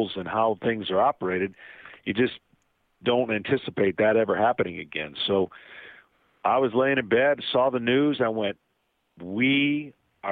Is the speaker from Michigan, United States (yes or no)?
yes; Lansing, Michigan, United States; I grew up in Lansing, Michigan